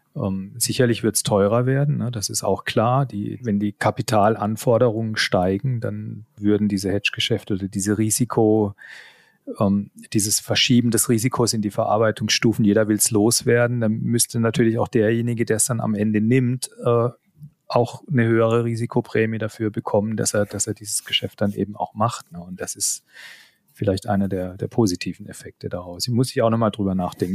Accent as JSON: {"language": "German", "town": "Karlsruhe", "region": "Baden-Württemberg", "country": "Germany", "tie": "born or raised there", "said": "Ich bin gebürtig aus Karlsruhe. Man hört es auch, glaube ich, immer noch so ein bisschen den, den Zungenschlag"}